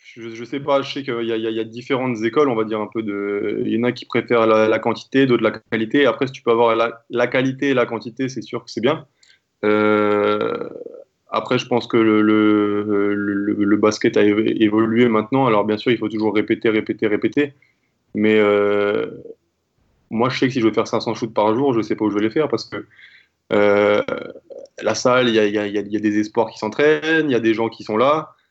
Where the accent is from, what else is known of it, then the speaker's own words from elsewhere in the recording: France; je suis né en France, je suis français